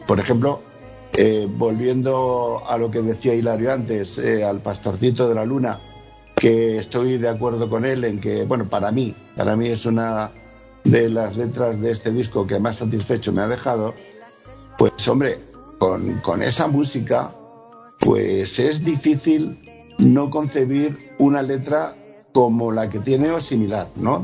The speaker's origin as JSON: {"language": "Spanish", "region": "Region of Murcia", "country": "Spain", "said": "yo soy murciano. Tengo eh, de cuna una eh, cultura flamenca innegable"}